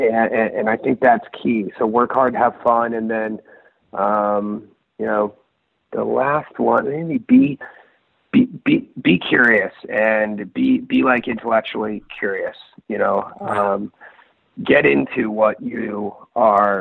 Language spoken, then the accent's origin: English; Rhode Island, United States; moved away as an adult; also born or lived in Virginia; now in San Francisco area, United States; when I was growing up in Rhode Island